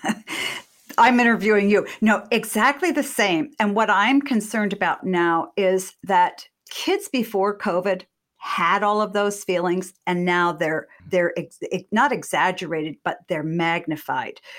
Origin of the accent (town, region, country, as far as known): Massachusetts, United States; born or raised there